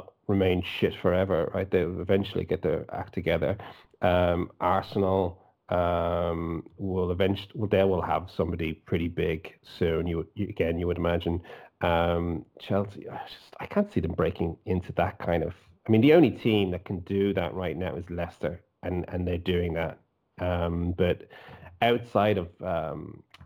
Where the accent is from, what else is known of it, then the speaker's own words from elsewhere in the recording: Dublin, Leinster, Ireland; I'm, as you can tell from my accent, I'm not from Liverpool. I'm from Dublin